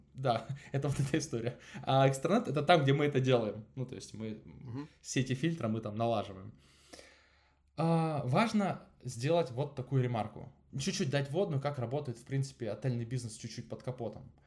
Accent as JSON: {"language": "Russian", "town": "Angarsk", "region": "Irkutsk Oblast", "country": "Russia", "also_born_or_lived": "Moscow", "moved": "yes", "said": "я сам из Ангарска"}